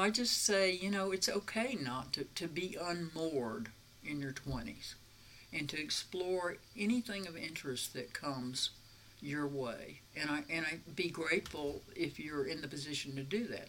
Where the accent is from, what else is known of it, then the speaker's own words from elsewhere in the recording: the South, United States; And I grew up in the South in the 50s.